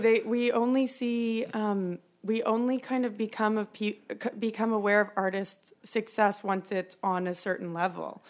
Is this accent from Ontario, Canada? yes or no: no; Calgary, Alberta, Canada; I grew up in Calgary